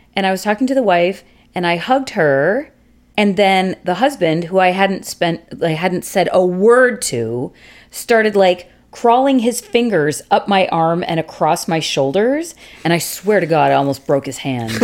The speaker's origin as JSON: {"language": "English", "country": "Canada", "said": "we're Canadian."}